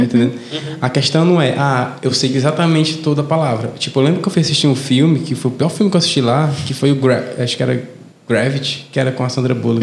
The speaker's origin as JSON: {"language": "Portuguese", "town": "Fortaleza", "region": "Ceará", "country": "Brazil", "said": "eu nunca percebi que eu tinha sotaque. Hum. até conviver com outra pessoa que não era de Fortaleza"}